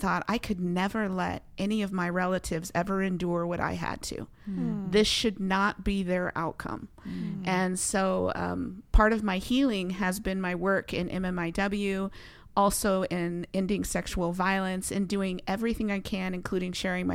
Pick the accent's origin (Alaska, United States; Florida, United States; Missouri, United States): Alaska, United States; Delta Junction; I was born and raised in the heart of Alaska amongst my mother's people, the Upper Otna Athabascan people of Mentasta, and I was raised in Delta Junction, Alaska